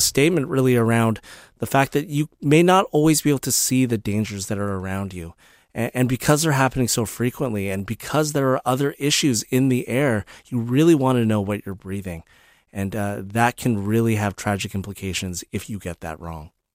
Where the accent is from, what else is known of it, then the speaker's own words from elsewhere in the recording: British Columbia, Canada; as British Columbians, as Canadians